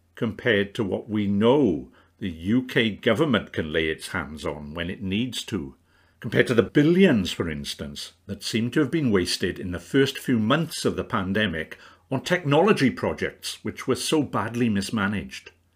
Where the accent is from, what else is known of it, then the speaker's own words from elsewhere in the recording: the Rhondda, Wales, United Kingdom; my upbringing in the Rhondda